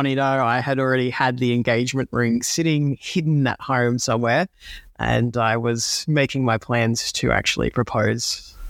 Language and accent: English; Gold Coast, Queensland, Australia; now in Melbourne, Australia; I was living in Melbourne at the time and I am originally from the Gold Coast. So I was back home visiting over Christmas